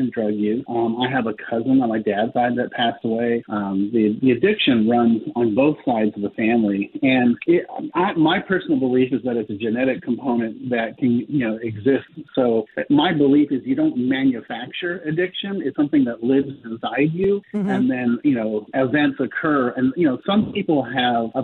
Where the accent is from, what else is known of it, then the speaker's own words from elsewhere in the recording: Palo Alto, California, United States; Stanford University, where I was born in Stanford University, back in Palo Alto, California